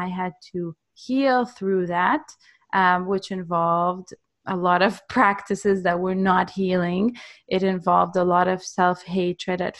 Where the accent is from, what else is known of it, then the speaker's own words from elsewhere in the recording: Israel; I'm from Israel